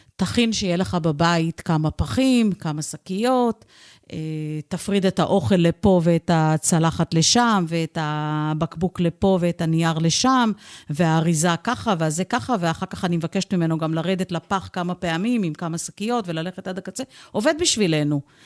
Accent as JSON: {"language": "Hebrew", "town": "Holon", "region": "Tel Aviv District", "country": "Israel", "tie": "born or raised there", "said": "כילדה גדלתי בעיר חולון"}